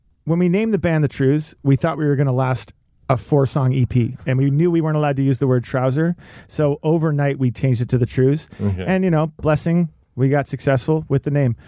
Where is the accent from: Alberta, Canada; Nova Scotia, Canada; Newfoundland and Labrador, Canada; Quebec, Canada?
Nova Scotia, Canada; Antigonish; moved away as an adult; also born or lived in Ontario; from Antigonish, Nova Scotia.